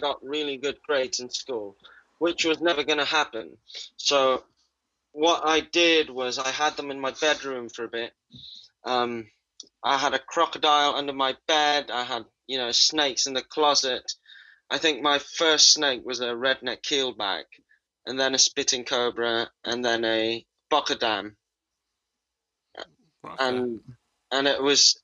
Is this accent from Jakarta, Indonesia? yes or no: yes; Jakarta, Indonesia; I was born in Jakarta, Indonesia's capital city. And I grew up in North